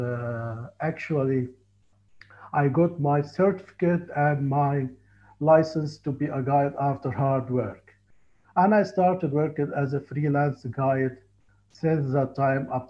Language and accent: English; Luxor, Luxor Governorate, Egypt; English is a second language; I was born and raised in Luxor in Upper Egypt